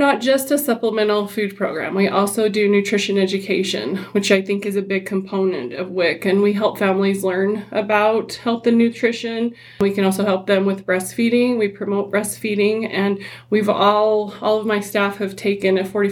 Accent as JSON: {"language": "English", "town": "Henefer", "region": "Utah", "country": "United States", "tie": "born or raised there", "said": "I grew up in Hennifer and I was raised there"}